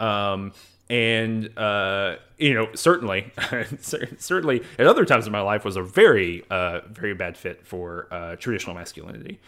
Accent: the South, United States; I'm from the South

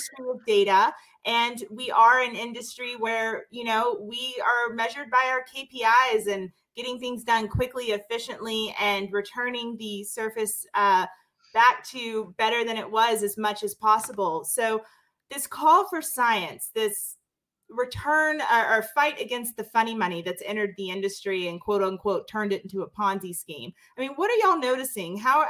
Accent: Mississippi, United States; I'm from Mississippi. We breathe politics and religion.

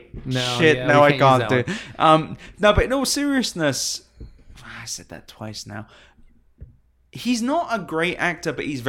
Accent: United Kingdom; I'm British.

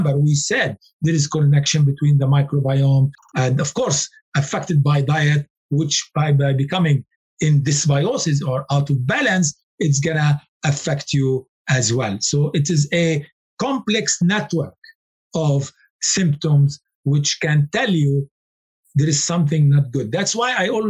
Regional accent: Lebanon; I come from Lebanon

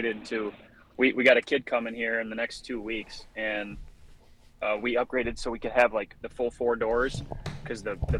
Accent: Michigan, United States; I'm from Michigan

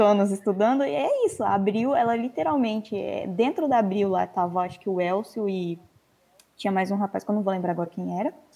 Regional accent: São Paulo, Brazil; moved away as an adult; also born or lived in Minas Gerais / Rio de Janeiro; Eu nasci em Minas, eu cresci em São Paulo, mas em 2015 eu passei na UFRJ e fui morar no Rio

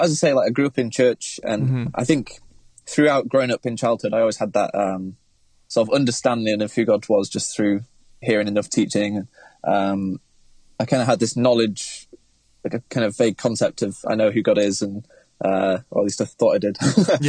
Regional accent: Manchester, North West England, United Kingdom; I'm from Manchester in the UK, and I'm kind of a creative guy all around.

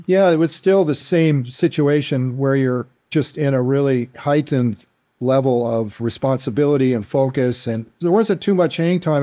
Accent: Tucson, Arizona, United States; being in Tucson, of course, I'm in my hometown

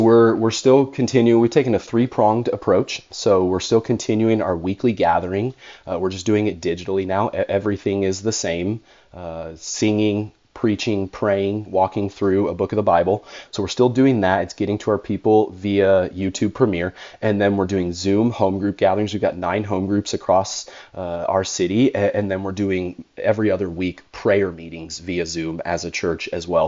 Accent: California, United States; born or raised there

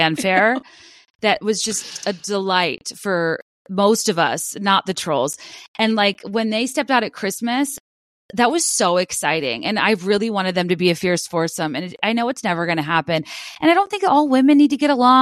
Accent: United States; as an American

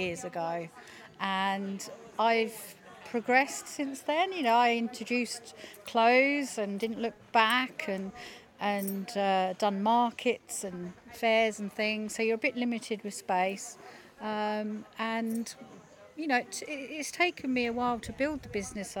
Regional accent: Felixstowe, East of England, United Kingdom; When I grew up in Felixstowe as a kid

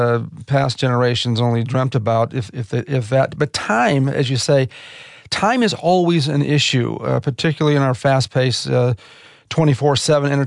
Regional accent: Chicago, Illinois, United States; I grew up in the Chicago area

